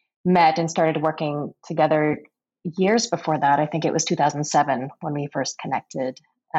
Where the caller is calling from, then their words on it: Emeryville, California, United States; I am on the West Coast in California, in Emeryville.